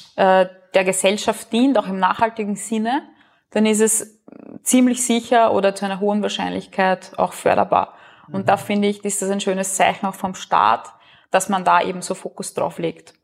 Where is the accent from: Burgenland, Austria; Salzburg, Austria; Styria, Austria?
Burgenland, Austria; moved away as an adult; also born or lived in Vienna; bin gebürtig aus dem Burgenland, habe auch ein paar Jahre in Wien gelebt